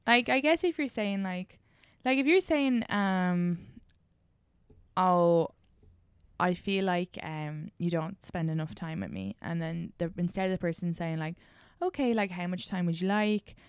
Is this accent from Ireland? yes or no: yes; Ireland; moved away; growing up in Ireland